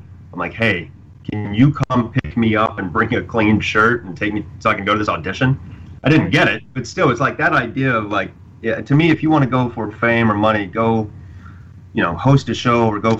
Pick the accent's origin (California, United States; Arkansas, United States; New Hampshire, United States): Arkansas, United States; No, I'm from Arkansas, from the South.